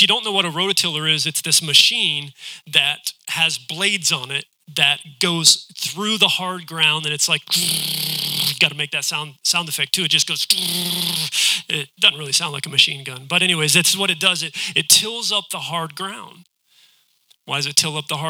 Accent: West Virginia, United States; now in Ohio, United States; I'm from West Virginia

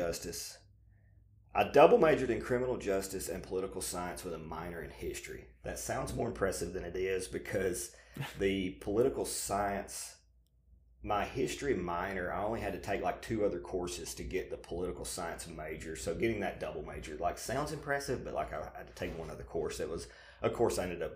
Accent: Alabama, United States; we moved back to Alabama, where we, you know, originally from, as you can obviously have already gathered, more than likely the listeners from my accent

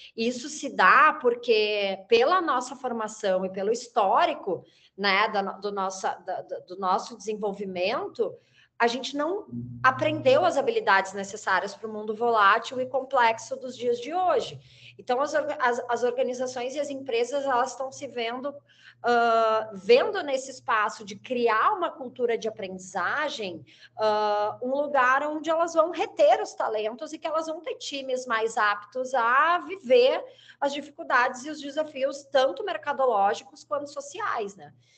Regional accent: Rio Grande do Sul, Brazil; accent: gaúcho; moved away as an adult; also born or lived in Rio de Janeiro; now in São Paulo, Brazil; sou gaúcha, tenho 38 anos o sotaque continua bem carregado, mas eu já saí do Rio Grande do Sul faz mais de 10 anos

